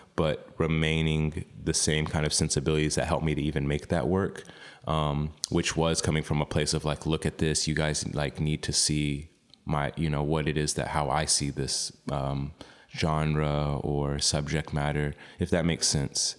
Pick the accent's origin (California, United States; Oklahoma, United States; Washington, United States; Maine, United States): Oklahoma, United States; moved away; also born or lived in New York / Austin, Texas; growing up in Oklahoma, Chickasaw